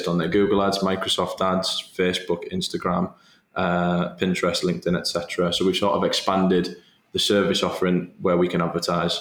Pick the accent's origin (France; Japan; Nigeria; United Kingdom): United Kingdom; Middlesbrough, North East England; home for me always has been and always will be Teesside. I was born and bred in Middlesbrough